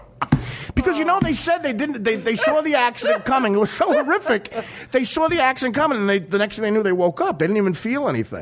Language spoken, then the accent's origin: English; Georgia, United States; I'm from North Georgia.